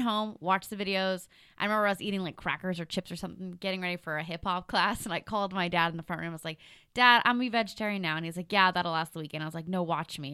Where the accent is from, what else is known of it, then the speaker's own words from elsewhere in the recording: Canada; now in Los Angeles, United States; growing up in Canada